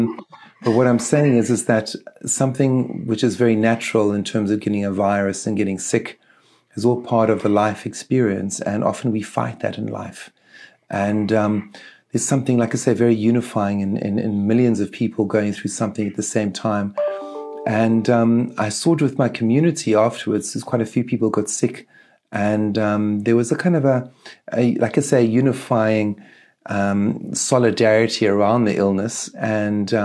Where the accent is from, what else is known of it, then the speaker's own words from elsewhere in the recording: Eastern Cape, South Africa; the Eastern Cape is the area where Nelson Mandela is from. So Mandela is from the area that I grew up in.